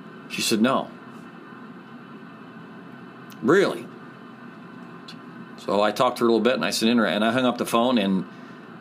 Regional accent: Angola, Indiana, United States; I'm from Angola

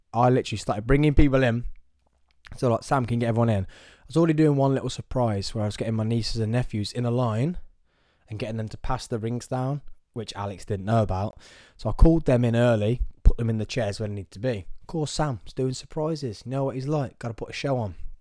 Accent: Nuneaton, West Midlands, United Kingdom; I'm from Nuneaton. You know what? I'm gonna let everyone know I'm from Nuneaton.

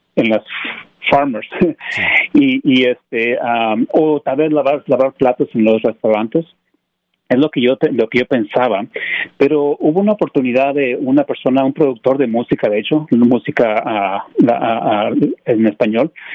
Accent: Mexico; moved away as an adult; now in United States; sí, soy mexicano, nací en México y este me vine para los Estados Unidos ah, en el 97, tenía como unos 20, 21 años. y Yo Estudié en México

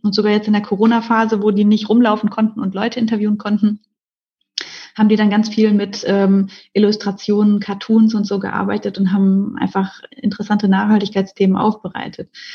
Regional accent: Ruhr area, North Rhine-Westphalia, Germany; moved away as an adult; now in Mannheim, Germany; ich komme aus dem Ruhrgebiet, also aus einer Region in Deutschland

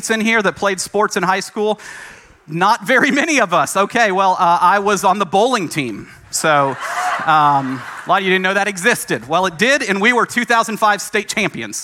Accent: Franklin, Tennessee, United States; moved away as an adult; also born or lived in Massachusetts; I grew up in Franklin, Tennessee.

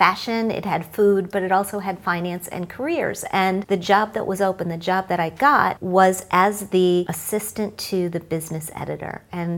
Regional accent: Midwest, United States; So I grew up in the Midwest. My parents were teachers.

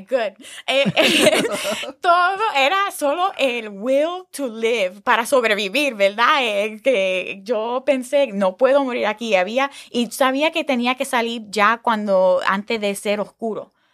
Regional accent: United States; nosotros son muy diferentes como americanos

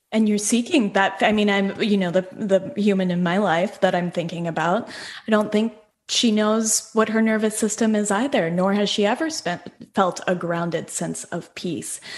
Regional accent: Denver, Colorado, United States; so I'm from Denver, like Denver okay. proper

